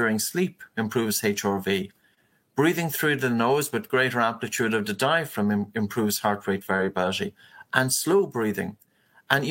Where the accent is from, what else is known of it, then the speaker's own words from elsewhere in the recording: Ireland; as a man, and probably as an Irish man and a shy Irish man